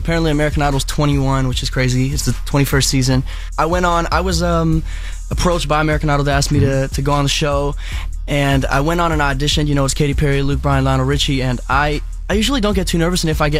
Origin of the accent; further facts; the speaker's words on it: South Africa; I mean, I'm from South Africa. My parents moved here just for me to do this